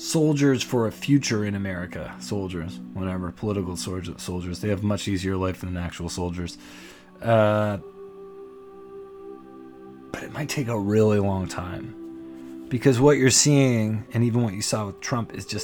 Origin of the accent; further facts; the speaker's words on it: Canada; I'm Canadian